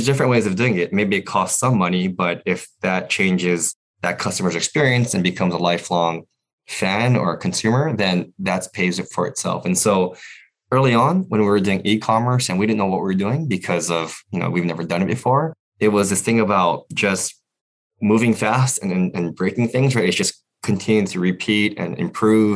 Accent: Hawaii, United States; moved away as an adult; I grew up in Hawaii. And yeah. Until I was in college, I lived in Hawaii.

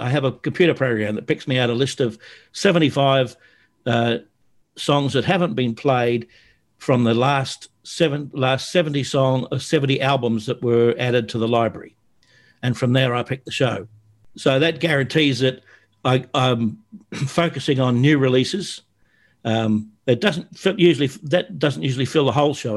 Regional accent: Australia; I'm an Australian

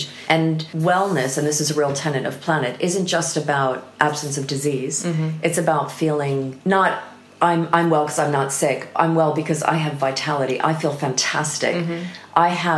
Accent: United States; moved away as an adult; now in United Kingdom

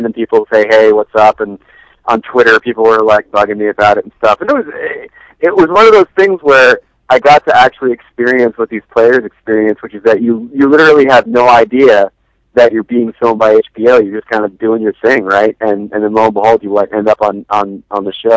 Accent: Matawan, New Jersey, United States; I'm from Mattawan, New Jersey

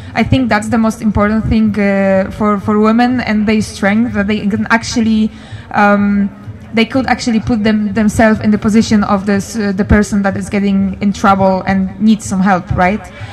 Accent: Poland; moved away as an adult; now in Denmark; I'm from Poland. I live in Denmark three years right now

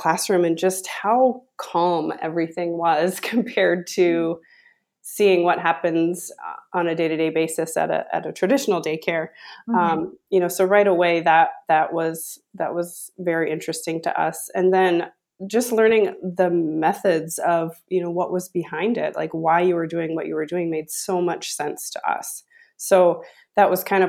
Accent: Sioux Falls, South Dakota, United States; we live in Sioux Falls here, and we grew up in Sioux Falls

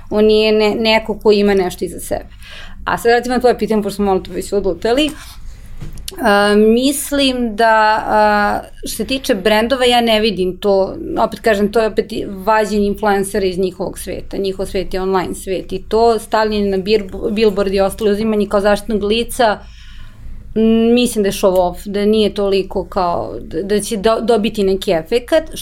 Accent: Serbia; To je ta neka treća grupa koja ne treba sad opet mišati sa ove dve grupe. I to je generalno problem kod nas u Srbiji

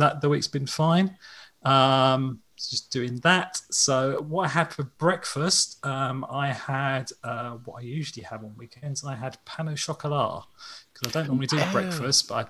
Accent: United Kingdom; We're British.

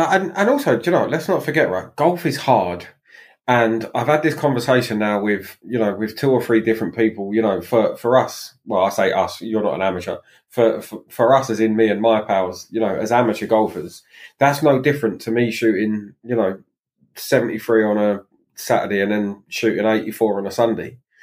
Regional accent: England, United Kingdom; being English

